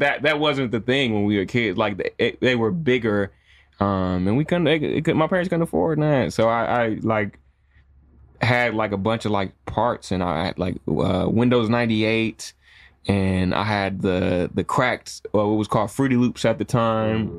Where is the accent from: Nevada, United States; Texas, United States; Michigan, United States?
Michigan, United States; Jackson; moved away; also born or lived in Chicago / Miami; I'm originally from Jackson, Michigan.